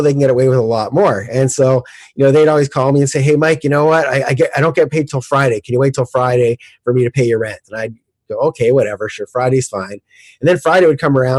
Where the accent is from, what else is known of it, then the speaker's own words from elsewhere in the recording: Canada; moved away; I'm originally from Canada, and originally I did all my real estate in Calgary, Canada